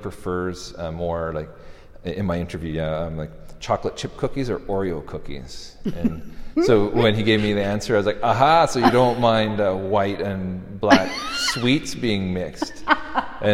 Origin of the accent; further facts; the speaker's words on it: Canada; being a Canadian